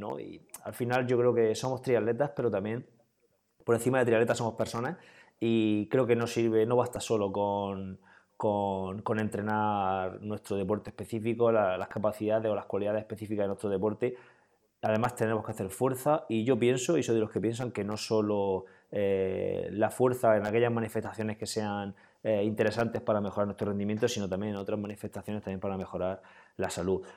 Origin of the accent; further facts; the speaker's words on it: Region of Murcia, Spain; soy un triatleta de Murcia, del noroeste de Murcia